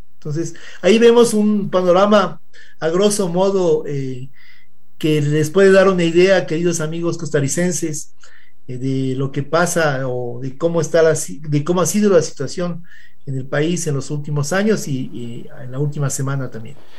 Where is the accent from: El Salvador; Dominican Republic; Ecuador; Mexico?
Ecuador